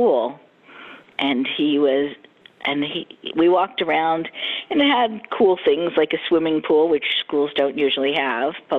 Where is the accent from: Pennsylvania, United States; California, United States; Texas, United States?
Pennsylvania, United States; Philadelphia; moved away as an adult; also born or lived in New York; now in Florida, United States; I grew up in Philadelphia